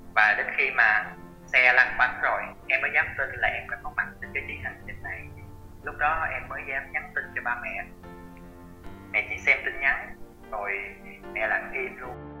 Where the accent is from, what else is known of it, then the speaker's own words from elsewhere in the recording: Sa Đéc, Đồng Tháp, Vietnam; now in Cần Thơ, Vietnam; thành phố Sa Đéc nơi mà nuôi dưỡng